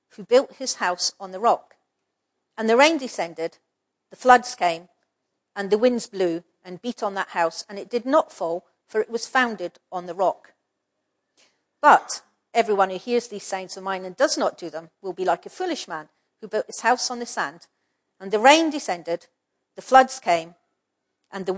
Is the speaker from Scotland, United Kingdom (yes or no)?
yes; Scotland, United Kingdom; I'm a Scottish person